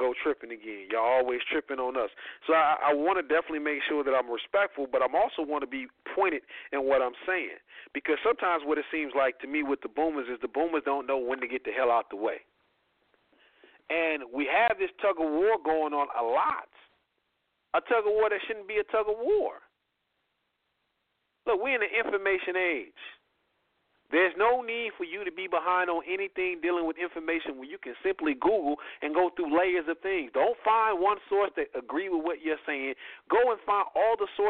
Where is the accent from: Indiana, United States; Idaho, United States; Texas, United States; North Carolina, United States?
Indiana, United States; I'm from Indiana.